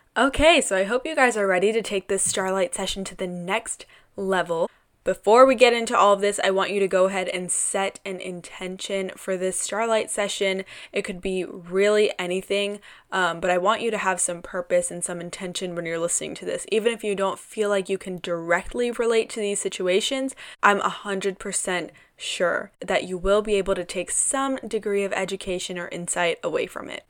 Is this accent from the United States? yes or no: no; South India, India; I am a darker skinned Indian woman. I'm South Indian